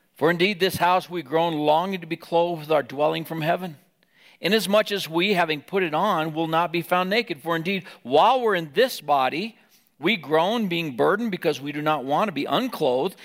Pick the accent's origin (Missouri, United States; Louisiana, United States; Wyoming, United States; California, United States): Wyoming, United States; moved away; in Wyoming, we lived there